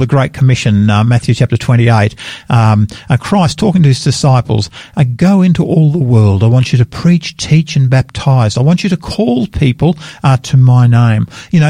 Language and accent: English; Australia; I'm an Australian and I'm incredibly proud of being an Australian.